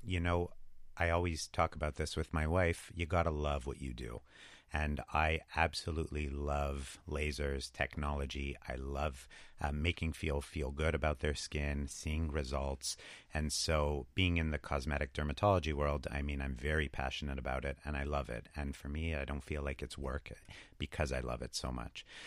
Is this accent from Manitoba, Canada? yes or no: no; Montreal, Quebec, Canada; We, I think we're both from Montreal originally.